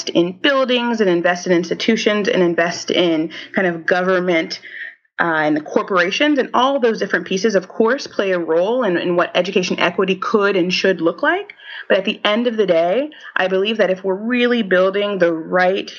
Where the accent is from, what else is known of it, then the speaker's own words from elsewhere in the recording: Haiti; moved away; also born or lived in United States; my home country